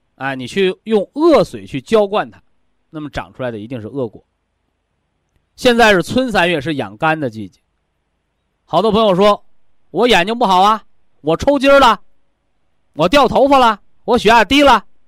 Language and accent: Chinese; China; 我们都是中国人